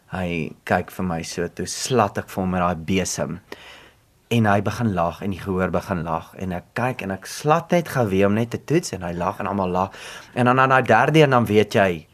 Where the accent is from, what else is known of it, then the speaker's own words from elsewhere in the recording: Free State, South Africa; also born or lived in Bloemfontein; ek kom van die Vrystaat af en dit is my belangrik altyd om dit te sê en dit is my belangrik om te sê van Edinburgh, want dit is 'n baie mooi klein dorpie